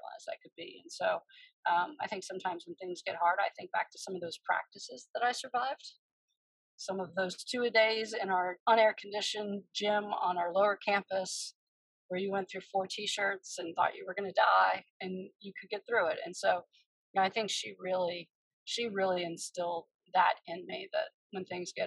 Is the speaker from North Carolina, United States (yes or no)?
yes; Washington, North Carolina, United States; moved away; where I grew up in Eastern North Carolina